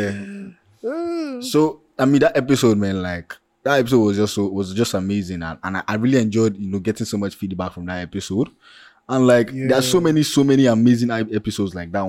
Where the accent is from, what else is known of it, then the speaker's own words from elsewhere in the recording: Nigeria; being a Nigerian